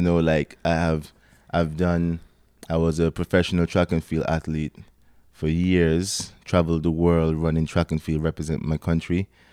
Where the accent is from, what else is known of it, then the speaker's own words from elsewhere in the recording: Antigua & Barbuda; moved away as an adult; now in Toronto, Canada; I'm from Antigua, small country